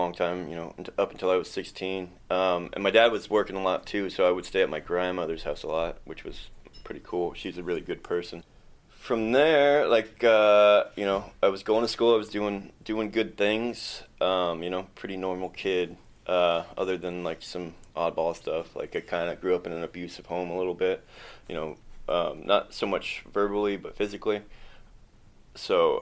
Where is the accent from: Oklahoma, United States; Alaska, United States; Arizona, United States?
Alaska, United States; Kenai; also born or lived in Soldotna, Alaska; I was born in Soldotna, Alaska in 1986. I grew up in Kenai, Alaska